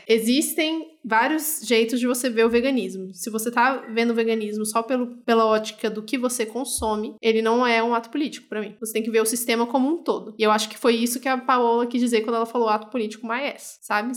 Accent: Brasília, Federal District, Brazil; Eu sou de Brasília, meio do Goiás

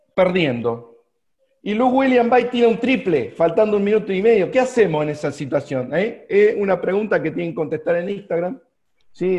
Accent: Argentina

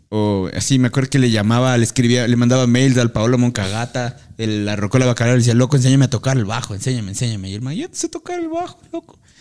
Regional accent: Ecuador; nosotros como sociedad ecuatoriana

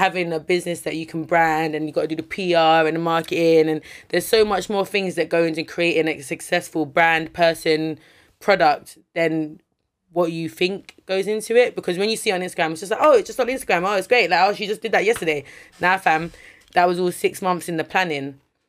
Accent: London, United Kingdom; Like, obviously, I'm from South London, innit? So, people who know me, like, know me, innit? Yeah, yeah, but this, I'm a happy persona, but I grew up in the ends, innit?

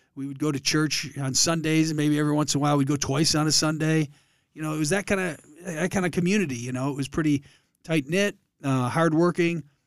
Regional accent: Allen Park, Michigan, United States; moved away as an adult; now in Columbus, United States; I grew up in Allen Park. Uh, it's a southwest Detroit suburb next to Dearborn

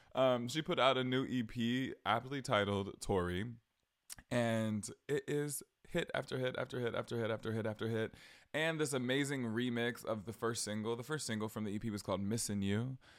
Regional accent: southern Georgia, United States; I visited, uh, my hometown, like, southern Georgia, more south than I live now.

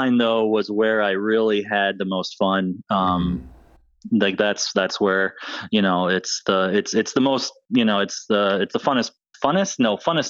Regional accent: Northern Michigan, United States; now in Florida, United States; I'm from Northern Michigan

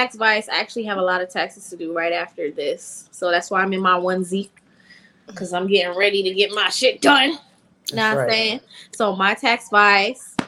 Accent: South Florida, United States; I'm also from South Florida.

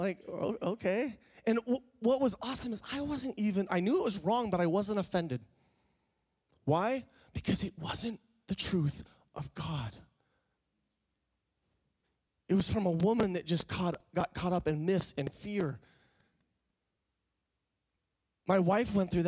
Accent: West Coast, United States; I grew up in the West Coast

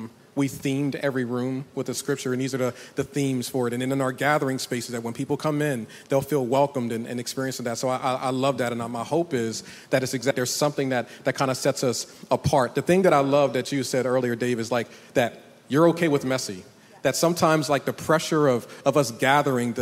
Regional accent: the North, United States; now in the South, United States; I'm from the North

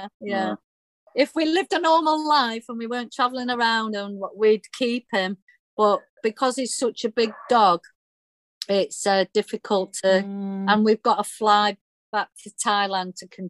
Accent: United Kingdom

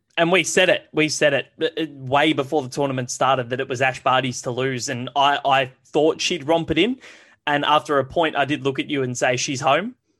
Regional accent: Australia; As an Australian

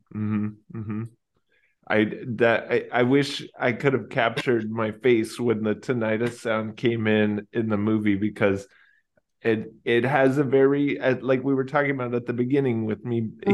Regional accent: Texas, United States; I grew up in Texas

